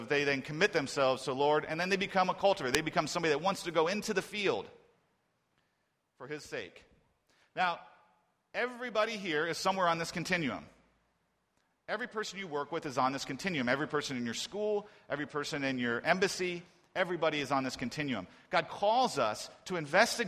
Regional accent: Columbus, Ohio, United States; now in Beijing, China; my hometown of Columbus, Ohio. And after living here in Beijing

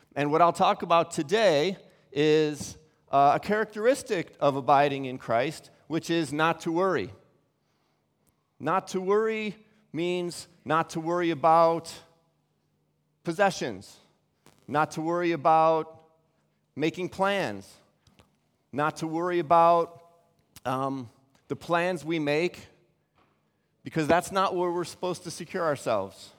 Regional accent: Chicago, Illinois, United States; moved away as an adult; also born or lived in Cincinnati; now in Beijing, China; Chicago's my hometown

